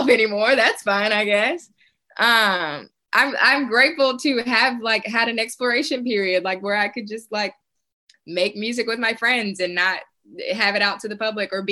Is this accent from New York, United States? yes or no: no; Tennessee, United States; moved away as an adult; also born or lived in Murfreesboro, Tennessee / Clarksville, Tennessee; now in Atlanta, United States; I'm a Tennessean born and raised. This is my first time actually living out of state.